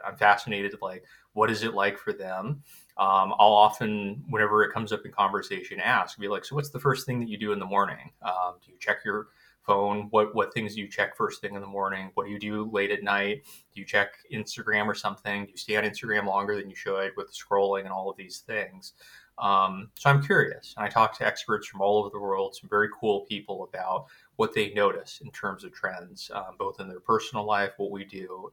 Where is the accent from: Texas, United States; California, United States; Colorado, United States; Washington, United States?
California, United States; Southern; also born or lived in Hawaii; originally, I'm from Hawaii, which was uh, you know is um, little island um, uh, area in the U.S. and then grew up mostly in Southern California